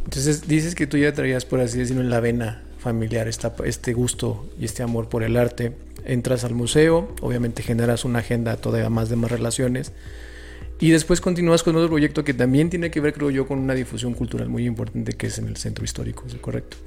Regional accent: San Luis Potosí, Mexico; soy de San Luis

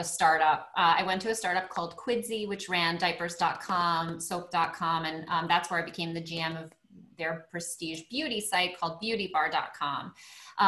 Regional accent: Long Island, New York, United States; I grew up in a Greek family in Long Island.

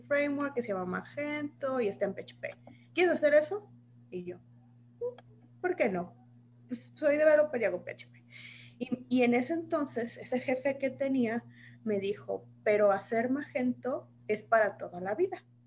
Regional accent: Saltillo, Coahuila, Mexico; now in Guadalajara, Mexico; yo soy originaria de Saltillo, Saltillo, Coahuila

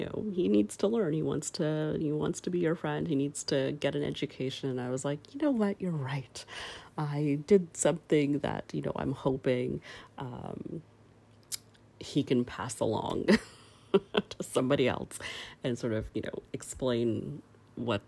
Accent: Canada; I grew up in Canada

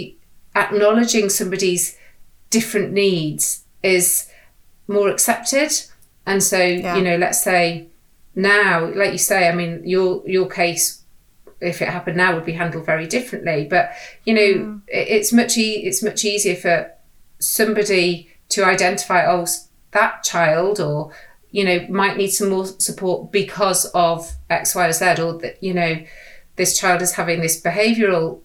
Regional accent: the Wirral, North West England, United Kingdom; I grew up on the Wirral

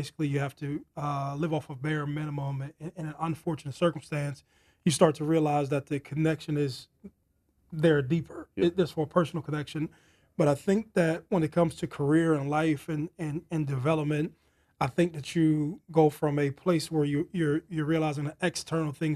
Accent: Youngstown, Ohio, United States; Born and raised in Youngstown, Ohio

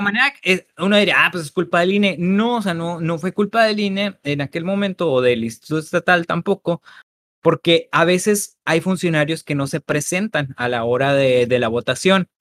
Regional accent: Mexico; nosotros como mexicanos

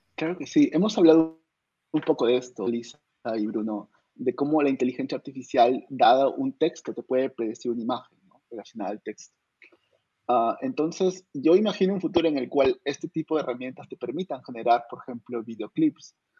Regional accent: Arequipa, Peru; yo soy de una universidad nacional, vengo de Arequipa

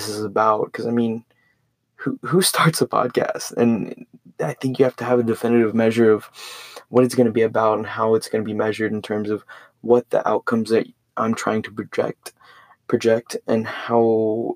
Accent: Port Lavaca, Texas, United States; Went to high school in Port Lavaca, Texas, super small town

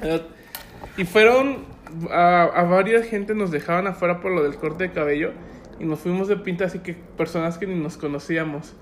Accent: Puebla, Mexico; now in Guadalajara, Mexico; Yo soy poblano por nacimiento

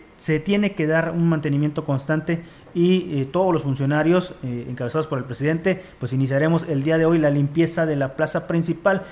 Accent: Mexico; como mexicanos

